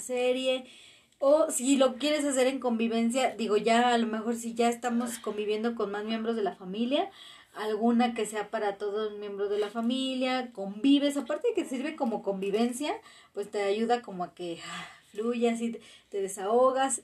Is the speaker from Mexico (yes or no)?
yes; Mexico; como mexicanos